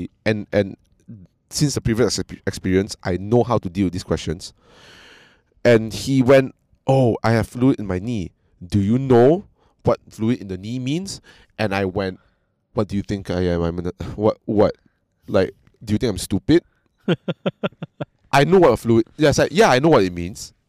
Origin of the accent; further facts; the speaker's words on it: Malaysia; I'm from Malaysia